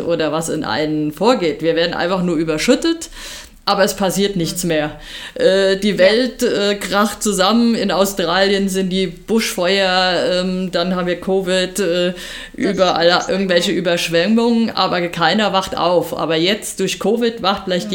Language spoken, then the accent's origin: German; Germany; bei uns in Deutschland